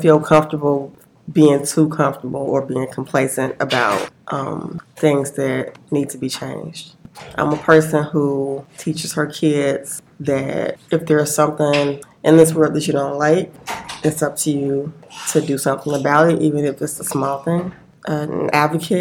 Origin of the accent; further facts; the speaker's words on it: Chicago, Illinois, United States; moved away as an adult; now in St. Paul, United States; Born and raised in Chicago on the South Side